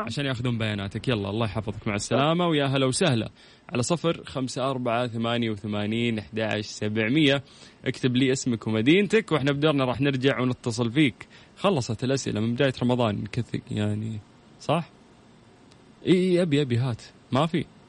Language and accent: Arabic; Saudi Arabia; عندنا في السعوديه